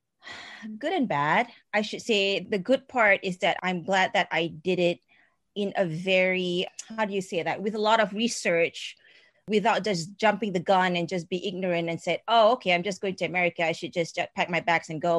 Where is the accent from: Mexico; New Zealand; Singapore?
Singapore; moved away as an adult; I am a Singaporean and I, I um, I've been here for 20 years